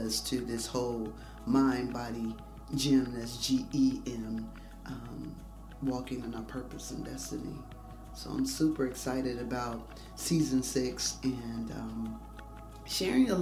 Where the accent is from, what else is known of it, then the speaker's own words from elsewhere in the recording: Dayton, Ohio, United States; homegrown from Dayton, Ohio, 70 miles west of Columbus